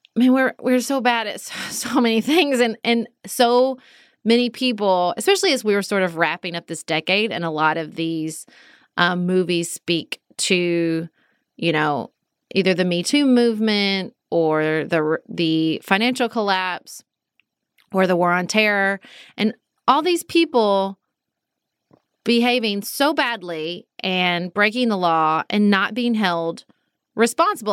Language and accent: English; United States; Do I wanna keep being an American?